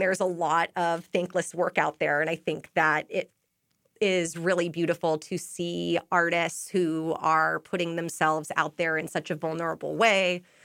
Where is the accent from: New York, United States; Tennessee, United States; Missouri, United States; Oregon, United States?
Oregon, United States; Portland; moved away as an adult; now in Boston, United States; I'm actually from Portland, Oregon